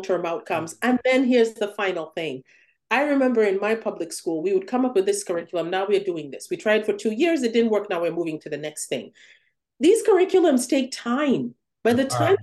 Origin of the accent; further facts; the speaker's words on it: Uganda; now in United States; I grew up in Uganda, where all of the shows were imported